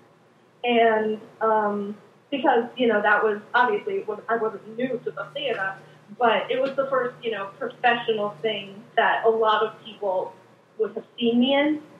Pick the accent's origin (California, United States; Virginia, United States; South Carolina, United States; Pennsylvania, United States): Virginia, United States; Richmond; moved away as an adult; now in New York City, United States; I'm from Richmond, Virginia.